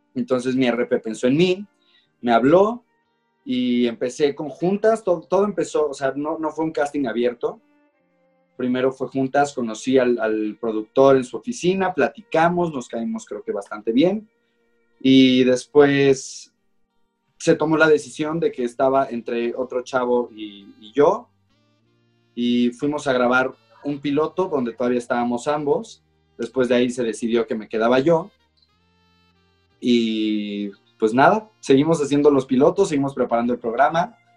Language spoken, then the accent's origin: Spanish; León, Guanajuato, Mexico; crecí en León